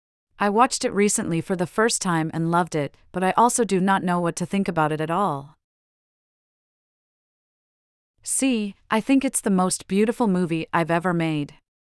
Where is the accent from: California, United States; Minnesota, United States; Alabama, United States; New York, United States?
New York, United States; Manhattan; Growing up in Manhattan, I saw New York in the 70s in a very raw way.